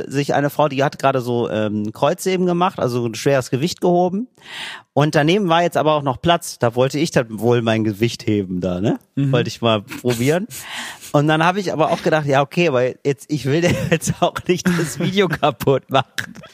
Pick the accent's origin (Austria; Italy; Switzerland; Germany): Italy; German is a second language; Ja, das ist mir als Italiener erstmal gar nicht so klar gewesen